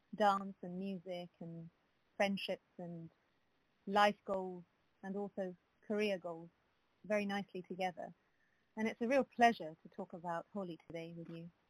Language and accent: English; London, United Kingdom; I was born in London